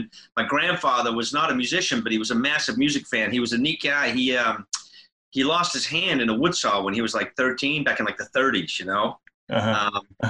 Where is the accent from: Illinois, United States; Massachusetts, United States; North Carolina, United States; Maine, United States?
Massachusetts, United States; Manchester-by-the-Sea; also born or lived in England / Swindon, England; I moved here when I was a kid. I was born in England, and I moved here when I was pretty young, and I grew up right here in the town, in Manchester.